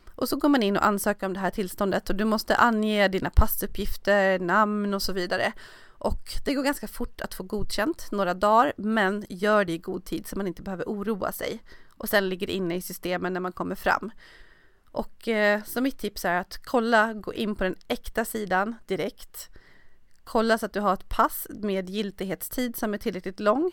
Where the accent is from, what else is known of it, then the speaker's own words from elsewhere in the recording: Sweden; moved away; hemma i Sverige